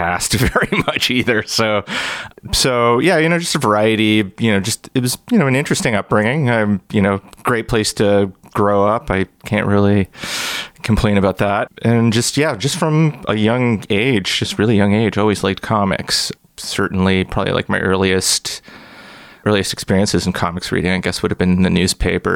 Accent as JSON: {"language": "English", "town": "Brampton", "region": "Ontario", "country": "Canada", "tie": "born or raised there", "said": "I grew up in Brampton. It's like 45 minutes or so northwest of Toronto"}